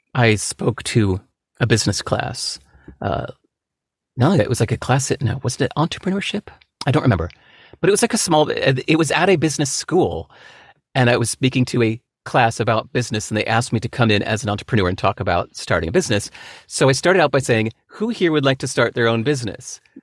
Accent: California, United States; growing up in America

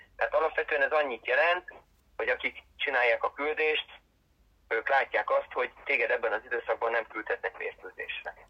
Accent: Balatonlelle, Somogy, Hungary; also born or lived in Siófok; fociztam már gyerekkoromtól fogva. Ö, gyerekkoromban Balaton lennén, aztán meg 15 éves koromtól fogva Siófokon

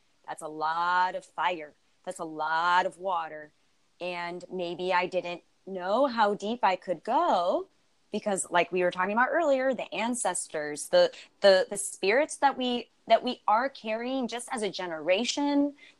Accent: Buffalo, New York, United States; I'm originally from Buffalo, New York.

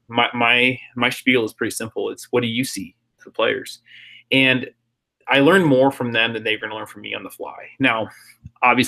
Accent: San Jose, California, United States; also born or lived in Netherlands; as a kid growing up in South San Jose

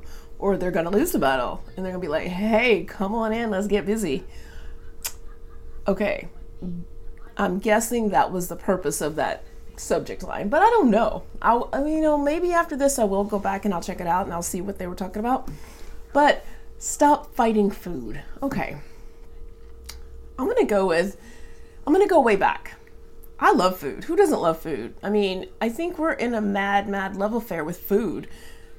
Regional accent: Atlanta, Georgia, United States; now in Seattle, United States; I grew up in Atlanta

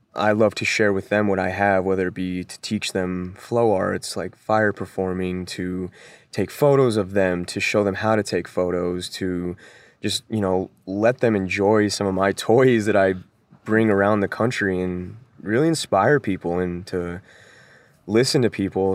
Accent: Denver, Colorado, United States; moved away; I'm originally from Denver, Colorado

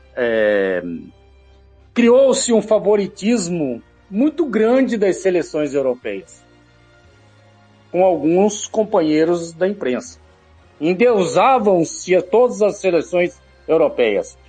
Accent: Brazil; Eu sou brasileiro

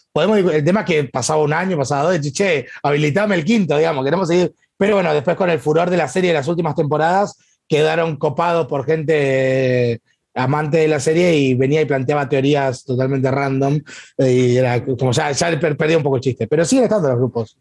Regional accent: Tierra del Fuego, Argentina; also born or lived in Corrientes, Argentina; mi Tierra del Fuego es mi provincia

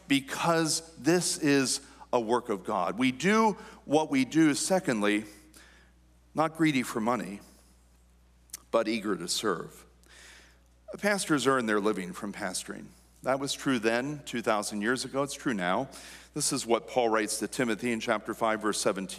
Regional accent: New Danville, Pennsylvania, United States; I am from New Danville. We grew up here.

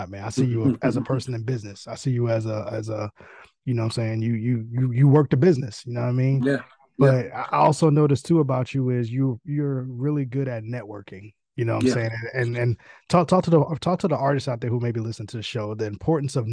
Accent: New York City, New York, United States; moved away; I'm originally from New York. I'm from Queens, so I'm from the boroughs.

